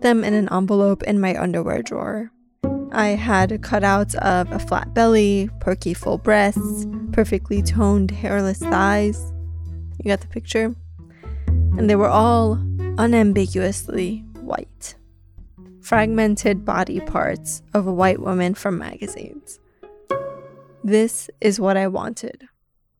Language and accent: English; New York City, New York, United States; also born or lived in Iran; I was born in Iran and grew up mostly in Queens, New York.